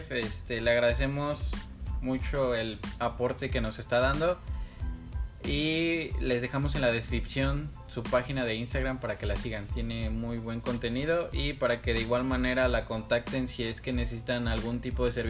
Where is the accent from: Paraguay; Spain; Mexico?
Mexico